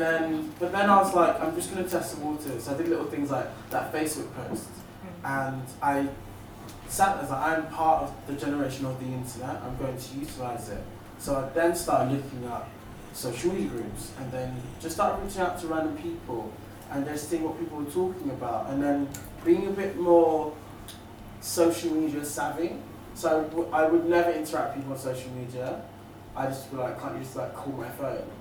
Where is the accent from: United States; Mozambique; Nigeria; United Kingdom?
United Kingdom; England; I'm from England